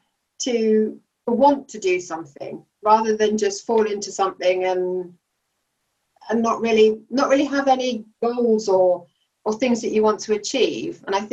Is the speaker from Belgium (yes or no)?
yes; Belgium; So I mean, growing up in Belgium, the waiters and waitresses, waiting staff in restaurants, they don't do that job just because they've got nothing else to do.